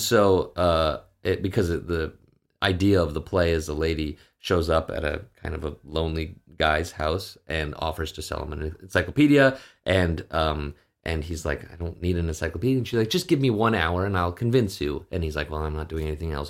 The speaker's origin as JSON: {"language": "English", "town": "Edmonton", "region": "Alberta", "country": "Canada", "tie": "born or raised there", "also_born_or_lived": "Saskatchewan", "moved": "as an adult", "lives_now": "Los Angeles, United States", "said": "when I was eight, we moved to Edmonton, Alberta, Canada, and that's where I basically, all my formative years were."}